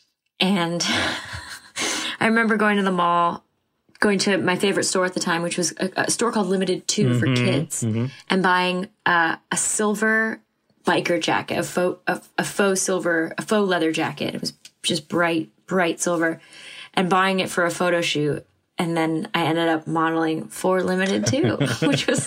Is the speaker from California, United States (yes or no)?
no; Allentown, Pennsylvania, United States; I was born and raised in Allentown, Pennsylvania